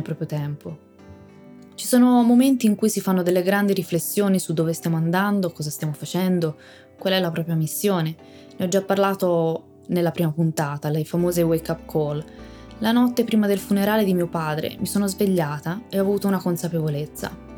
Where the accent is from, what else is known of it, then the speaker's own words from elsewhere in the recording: Tuscany, Italy; sono toscana